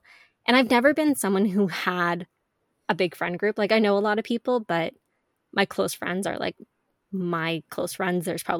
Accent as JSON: {"language": "English", "region": "Ontario", "country": "Canada", "tie": "born or raised there", "also_born_or_lived": "Quebec", "said": "I was born in Ontario, but then when I was 3, you know, my family moved to Quebec for a few years."}